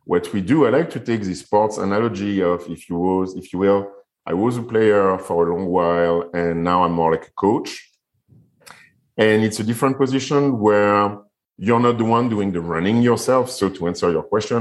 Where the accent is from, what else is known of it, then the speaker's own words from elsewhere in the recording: Paris, Île-de-France, France; moved away; also born or lived in Guadeloupe / Fiji; So I'm French and I was raised in Paris.